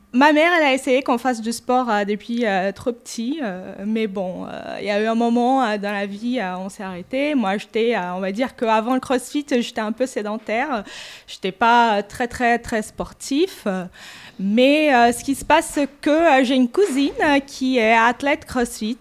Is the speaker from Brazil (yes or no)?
yes; Brazil; French is a second language; moved away as an adult; now in France; j'ai 41 euh, ans. Euh, je suis brésilienne